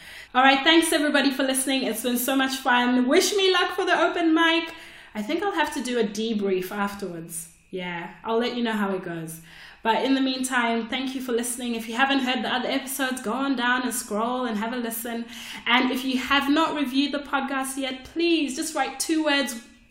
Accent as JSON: {"language": "English", "country": "Australia", "said": "I just emailed the club, hey, I'm from Australia. Can I come and do 5 minutes?"}